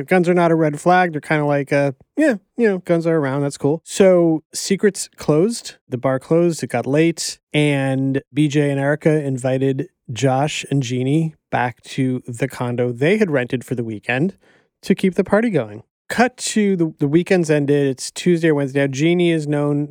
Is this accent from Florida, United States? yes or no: yes; Miami, Florida, United States; growing up in Miami, there was a Hooters near my grandparents